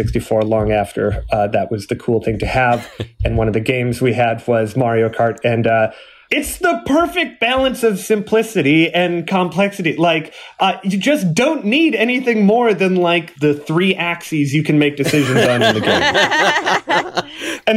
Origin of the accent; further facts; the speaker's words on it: Eau Claire, Wisconsin, United States; now in Portland, United States; it's my hometown